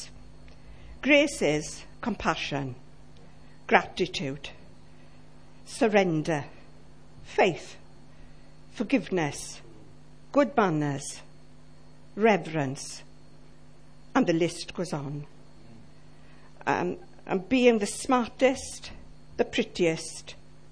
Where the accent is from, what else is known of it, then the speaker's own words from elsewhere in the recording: Llanelli, Wales, United Kingdom; now in Ammanford, United Kingdom; I'm from Llanelli